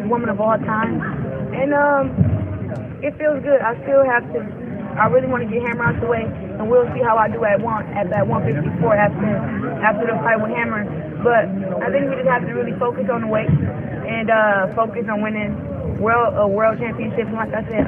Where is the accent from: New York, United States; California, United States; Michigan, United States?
Michigan, United States; Flint; I am Flint. Michigan lives deep down inside of me